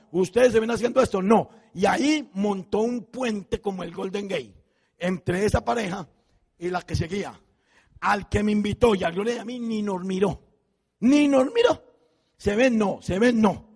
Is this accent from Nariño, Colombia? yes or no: no; Envigado, Antioquia, Colombia; moved away; yo me fui con eso para mi pueblo, para Envigado